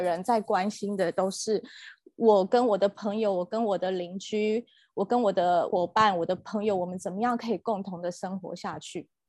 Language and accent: Chinese; Taiwan; 我自己在台湾长大的环境，我是在门诺教会，大家知道的门诺医院